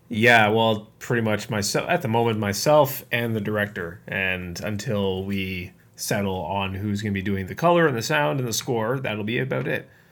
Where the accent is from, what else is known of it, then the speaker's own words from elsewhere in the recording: Canada; I'm Canadian